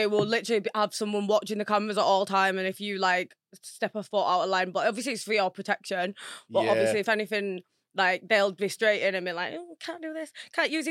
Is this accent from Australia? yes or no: no; Wakefield, Yorkshire and the Humber, United Kingdom; I'm from Wakefield